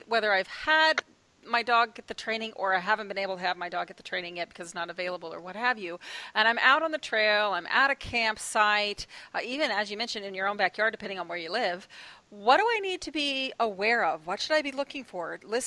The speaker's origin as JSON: {"language": "English", "region": "Oklahoma", "country": "United States", "moved": "yes", "lives_now": "Pacific Northwest, United States", "said": "I'm originally from Oklahoma."}